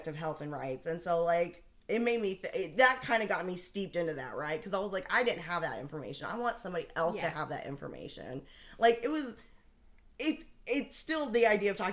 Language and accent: English; Oklahoma, United States; also born or lived in Buffalo, Oklahoma; I was born here in Oklahoma.